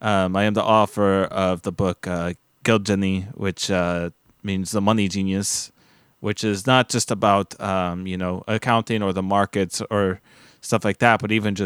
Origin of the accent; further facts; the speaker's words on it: Germany; English is a second language; now in United States; You don't follow, I come from Germany.